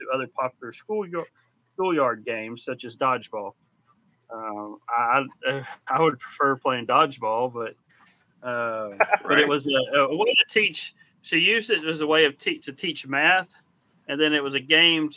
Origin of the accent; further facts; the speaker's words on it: Texas, United States; I'm from Texas